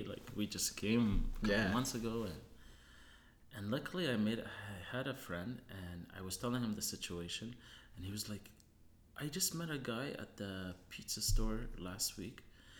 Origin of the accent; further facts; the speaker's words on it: Tunisia; also born or lived in Germany; I was born in Germany, and my father studied dairy and cheese making in Germany and Switzerland, and then went to North Africa in Tunisia, where we had our own cheese factory.